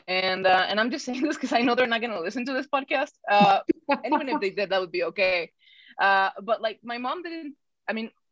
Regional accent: Mexico City, Mexico; born there; So I'm the black sheep of the family because I was born in Mexico City. I don't know if I sound like I'm from Mexico City anymore, but I sound like I'm definitely not from northern Mexico.

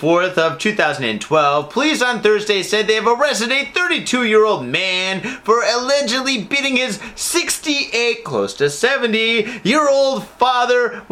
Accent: Michigan, United States; now in Japan; I grew up in Michigan.

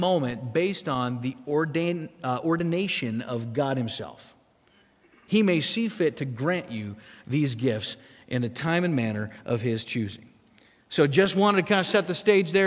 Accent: South Dakota, United States; moved away; I grew up in South Dakota.

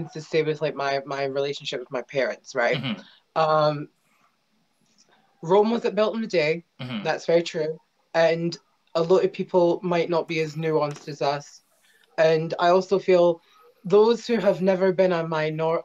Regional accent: Scotland, United Kingdom; as a Scot

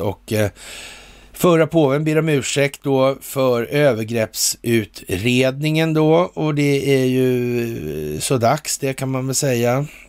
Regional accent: Sweden; som svensk

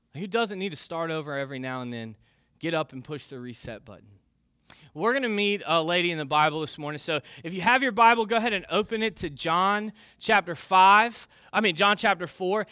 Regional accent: United States; I grew up in the United States of America

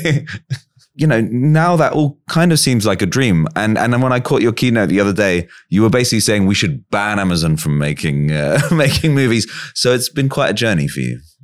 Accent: England, United Kingdom; As an English person

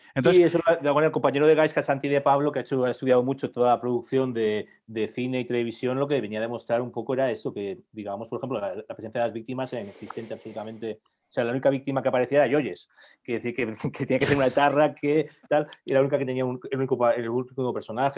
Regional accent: Barcelona, Catalonia, Spain; now in El Escorial, Spain; De Barcelona soy

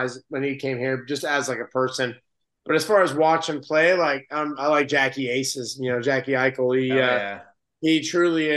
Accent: Las Vegas, Nevada, United States; I grew up in Vegas

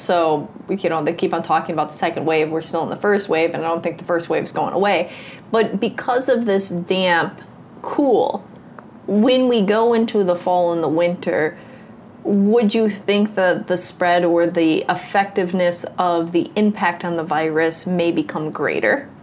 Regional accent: United States; growing up in the United States

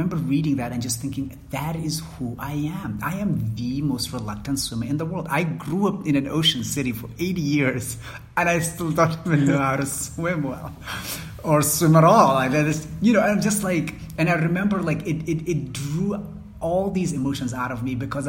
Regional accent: Mogadishu, Banaadir, Somalia; how is it that I grew up in Mogadishu and I still don't know how to swim?

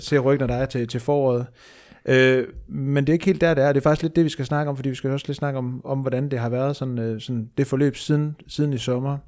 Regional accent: Aalborg, North Denmark Region, Denmark; jeg er endda fra Aalborg

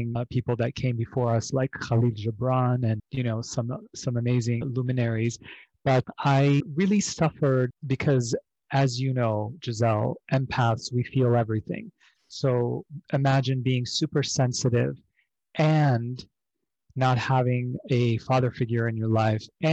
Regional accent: Beirut, Beirut Governorate, Lebanon; moved away; I grew up originally overseas in Beirut, Lebanon, during the civil war that lasted from 1975 to 1990.

